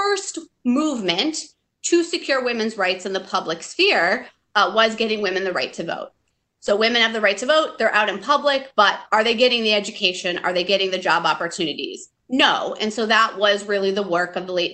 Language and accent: English; Michigan, United States; moved away as an adult; where I grew up in Michigan